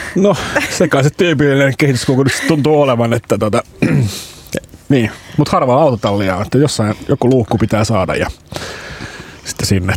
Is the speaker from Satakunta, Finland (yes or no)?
yes; Pori, Satakunta, Finland; me ollaan Ruosniemessä fyysisesti sijaitaan. Ja eli sieltä se... mä itse kotosin myöskin